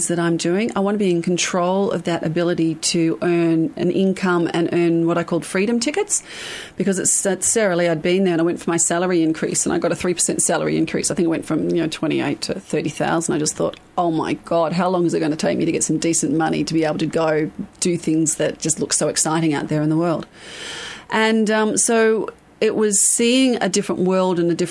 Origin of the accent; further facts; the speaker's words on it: Lake Macquarie, New South Wales, Australia; also born or lived in Melbourne, Victoria; So when we moved from Melbourne to Newcastle, I think I was about 7 or 8, or to Lake Macquarie, 7 or 8.